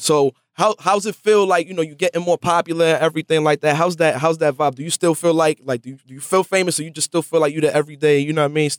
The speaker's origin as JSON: {"language": "English", "town": "New York City", "region": "New York", "country": "United States", "said": "I'm from the Bronx"}